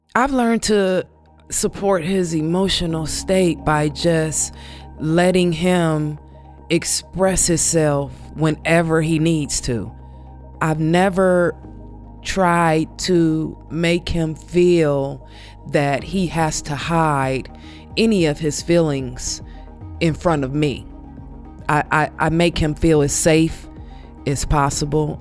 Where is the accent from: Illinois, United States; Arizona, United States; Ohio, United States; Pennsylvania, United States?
Ohio, United States; Canton; moved away as an adult; also born or lived in Cleveland, Ohio; I am originally from Canton, Ohio. I had just moved from Canton to Cleveland